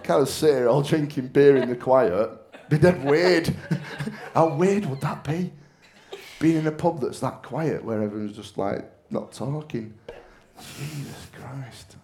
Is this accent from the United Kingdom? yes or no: yes; Manchester, North West England, United Kingdom; now in Bolton, United Kingdom; I'm from Manchester, but I live in Bolton